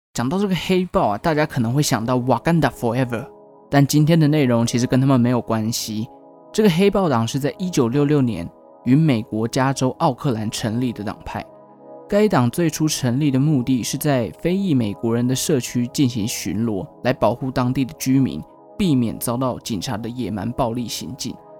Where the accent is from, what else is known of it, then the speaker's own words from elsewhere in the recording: Taichung, Taiwan; moved away; 我的家乡台中